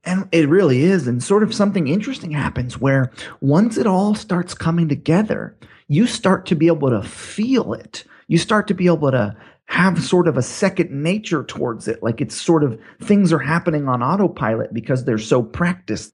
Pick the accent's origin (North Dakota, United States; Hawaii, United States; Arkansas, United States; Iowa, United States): Hawaii, United States; I grew up in Hawaii